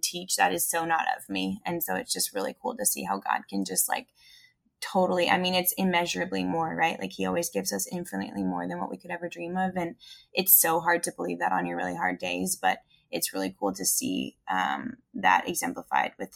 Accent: Canada; now in Nashville, United States; I'm a Canadian ex-ski racer living in Nashville, Tennessee, running a spin studio.

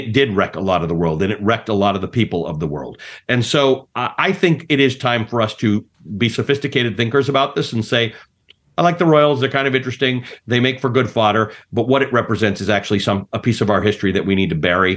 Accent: Kenya; now in United States; I was born in Kenya at post-colonialism. My parents came from South Africa, which had been a British colony

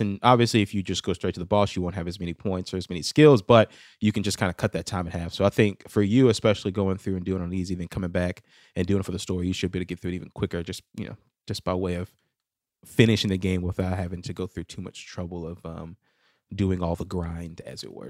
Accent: United States; I'm American

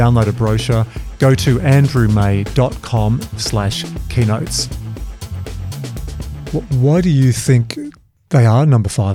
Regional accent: Australia; as an Aussie

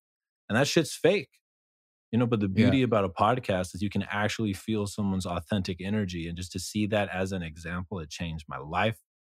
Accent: Monterey, California, United States; born there; now in Austin, United States; No, I was born in Monterey, California, and both of my parents were in the military, so I moved around, been to all four corners of the U.S., but now this is where I'm stationed.

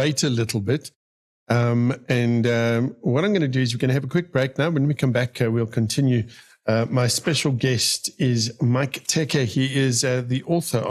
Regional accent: Benoni, Gauteng, South Africa; I was born and bred in Benoni

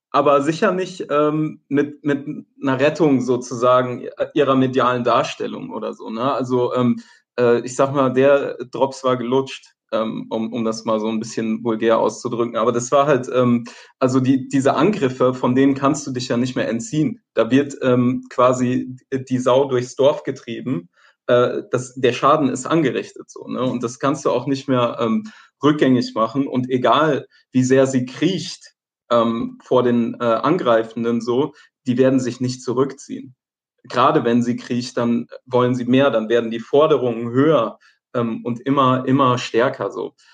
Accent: Palestine; now in Germany; Was machen wir vielleicht als ähm, Palästinenser in, in ähm, Deutschland, ja, dagegen

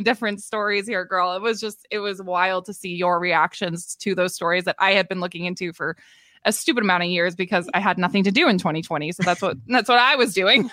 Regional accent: Maritime provinces, Canada; moved away; even though I'm from Maritime Canada

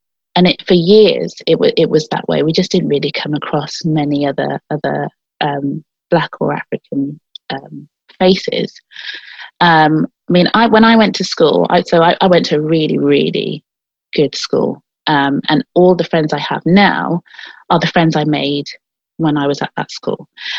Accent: Gloucester, South West England, United Kingdom; So Gloucester, certainly in the area that I grew up in, was so full of black people, a real mix of black and white people, actually.

